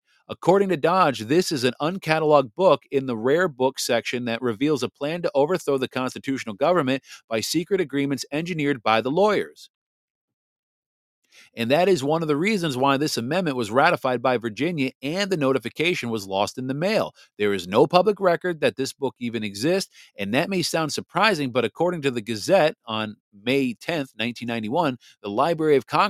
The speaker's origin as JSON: {"language": "English", "country": "Japan", "tie": "born there", "said": "So I was born December 12th at 12:02 p.m. Japanese Standard Time. I was born in Japan on an Air Force base."}